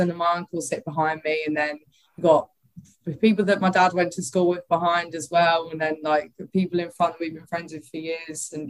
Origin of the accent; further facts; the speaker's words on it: Bexley, London, United Kingdom; also born or lived in Greenwich; Yeah, so I was born in Greenwich, obviously, like heart southeast London